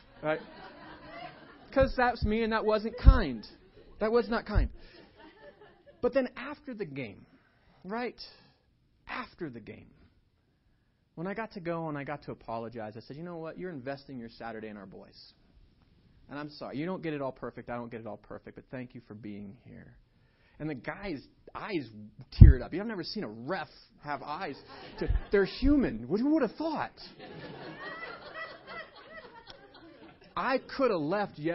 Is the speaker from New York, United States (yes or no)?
no; Estes Park, Colorado, United States; I grew up here in Estes